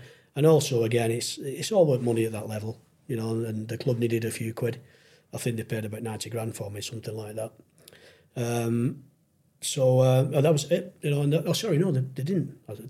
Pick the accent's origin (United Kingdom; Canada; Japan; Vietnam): United Kingdom; Wigan, North West England; moved away as an adult; also born or lived in Derry (mother's family); now in Chesterfield, United Kingdom; Chesterfield's been really my second home. You know, although I'm from Wigan, but I've lived longer in the Chesterfield area than I have at Wigan.